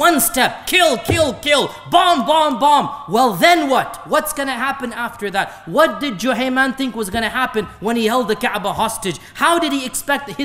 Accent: United States; I am an American

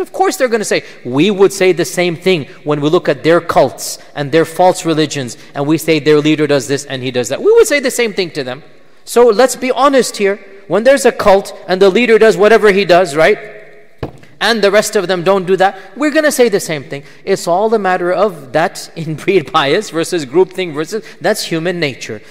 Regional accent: Pakistan; I'm a Pakistani as well.

